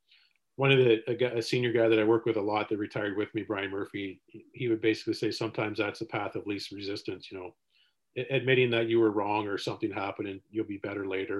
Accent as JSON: {"language": "English", "town": "Seaforth", "region": "Ontario", "country": "Canada", "tie": "born or raised there", "said": "growing up in Seaforth"}